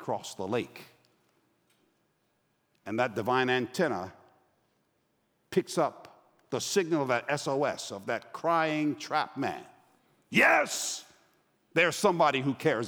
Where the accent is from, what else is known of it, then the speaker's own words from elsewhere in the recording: New York, United States; also born or lived in Los Angeles; now in Atlanta, United States; I'm from New York. I currently live in Atlanta. I lived in LA before I went back home.